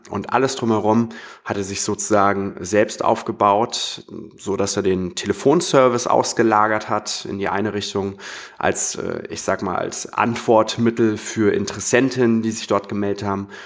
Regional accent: Hamburg, Germany; ich komme auch aus Hamburg.

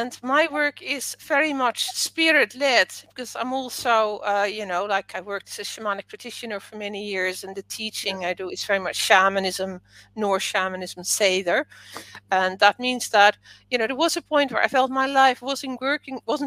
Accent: Netherlands; first language Dutch; English is a second language; moved away as an adult; now in England; I grew up in the Netherlands

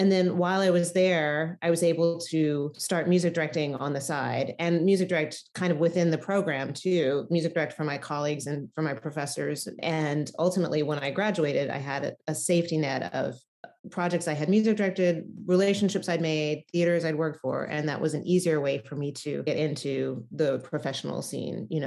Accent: outside of Memphis, Tennessee, United States; moved away as an adult; also born or lived in Nashville, Tennessee / New York City; I grew up in Tennessee, outside of Memphis, and I went to college in Nashville

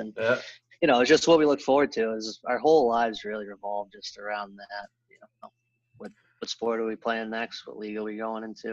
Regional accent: Boston, Massachusetts, United States; I grew up in Boston, a lot of cousins and older brothers

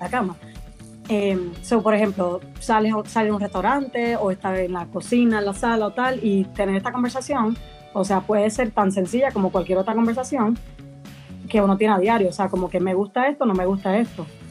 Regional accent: Puerto Rico; moved away as an adult; now in Madrid, Spain; soy de Puerto Rico originalmente, pero vivo en Madrid, en España. Llevo cinco años por aquí.

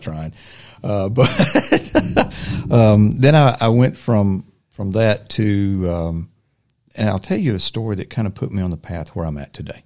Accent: Silver Creek, United States; also born or lived in Ridgewood; born and raised in Silver Creek, uh, local boy

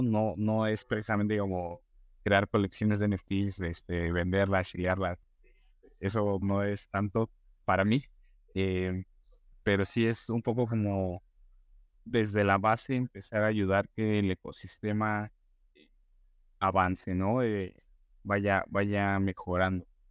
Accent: Mexico; como mexicanos o latinos

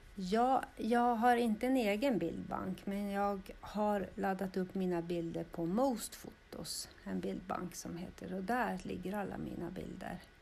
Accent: Östervåla, Uppsala County, Sweden; Jag är ju född och uppvuxen här i Östervåla.

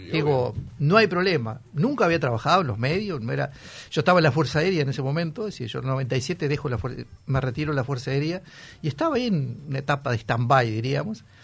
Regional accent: Sarandí del Yí, Durazno, Uruguay; also born or lived in Buceo, Montevideo; now in Montevideo, Uruguay; yo soy de Sarandiel

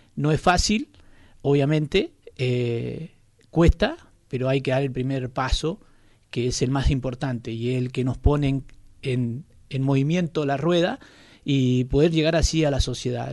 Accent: Mendoza, Argentina; moved away as an adult; now in Puerto Deseado, Argentina; soy mendocino. Vine hace 25 años a esta localidad

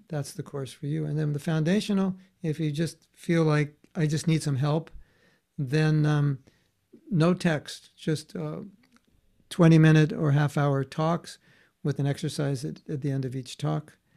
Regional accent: United States; normal young man growing up in America

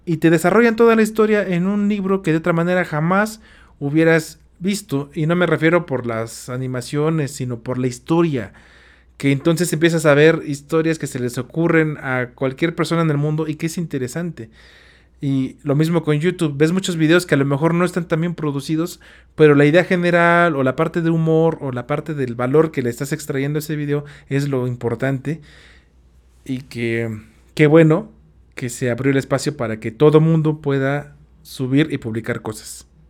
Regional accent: Tula, Hidalgo, Mexico; Yo soy de Tula Hidalgo

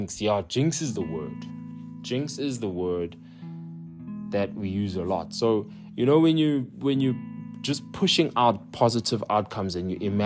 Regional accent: United Kingdom; accent: British; moved away; my accent, British

